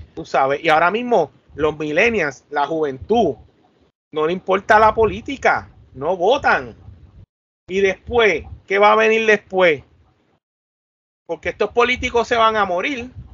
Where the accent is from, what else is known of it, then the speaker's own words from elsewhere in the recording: Puerto Rico; Nosotros, los mismos poricuas